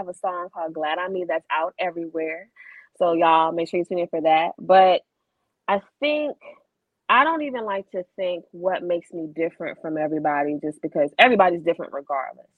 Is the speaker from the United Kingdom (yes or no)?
no; Richmond, Virginia, United States; I'm a Richmond native